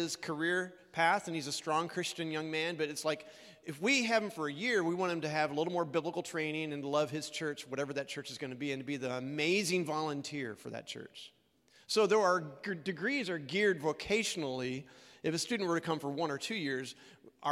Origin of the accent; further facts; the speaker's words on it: Illinois, United States; moved away as an adult; also born or lived in Oregon / Colorado / Texas; I'm from Illinois originally